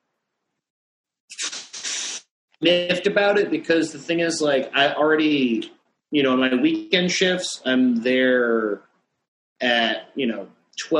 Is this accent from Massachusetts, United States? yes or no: yes; Boston, Massachusetts, United States; moved away as an adult; now in New York, United States; I'm from Boston, Massachusetts